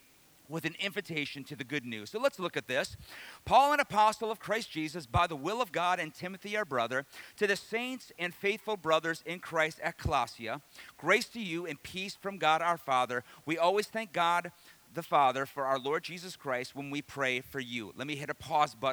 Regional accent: Detroit, Michigan, United States; also born or lived in the South; I grew up in Detroit, but I went to Bible college in the South

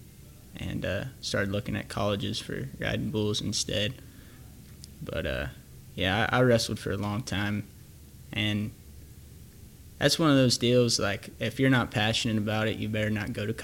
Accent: Thonotosassa, Florida, United States; It's a town called Thanota, Sassa, Florida, but I just say Plant City

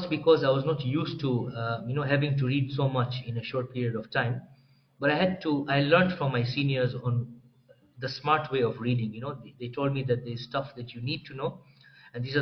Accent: Dar es Salaam, Tanzania; moved away as an adult; also born or lived in Moshi, Tanzania; now in Nairobi, Kenya; I was born and raised in Tanzania, Dar es Salaam.

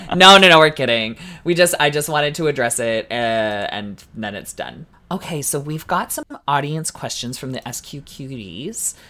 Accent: Canada

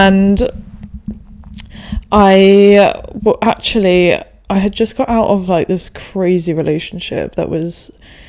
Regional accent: Denmark; also born or lived in England; me and the 2 closest in age to me, we grew up in Denmark

